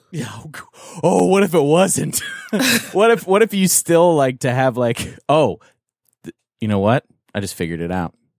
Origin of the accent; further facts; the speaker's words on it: Canada; I'm from, I'm from Canada